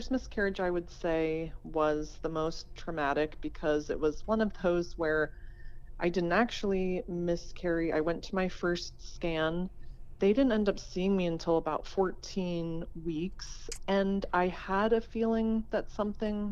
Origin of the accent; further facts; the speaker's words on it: Erie, Pennsylvania, United States; now in San Diego, United States; I'm from Erie, Pennsylvania